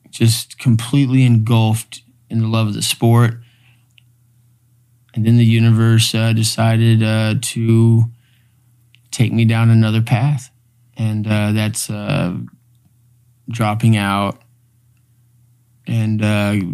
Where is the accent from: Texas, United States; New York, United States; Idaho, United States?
Texas, United States; Houston; we grew up in Houston. Like me and him, we grew up a uh, block away.